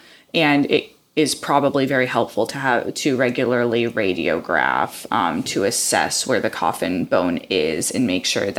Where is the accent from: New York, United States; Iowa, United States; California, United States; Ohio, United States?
Iowa, United States; moved away; I grew up in the Midwest, in Iowa